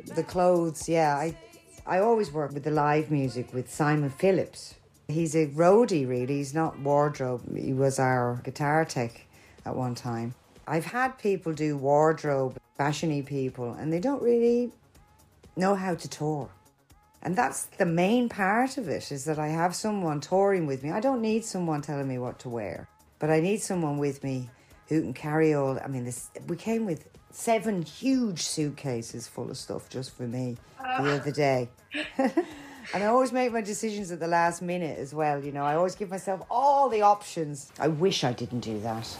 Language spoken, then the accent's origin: English; Ireland; now in London, United Kingdom; I'm Irish